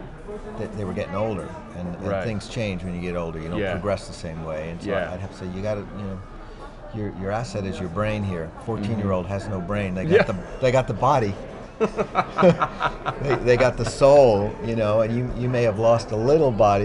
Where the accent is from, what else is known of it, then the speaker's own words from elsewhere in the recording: Westbury, New York, United States; also born or lived in Carle Place; I grew up technically in Westbury.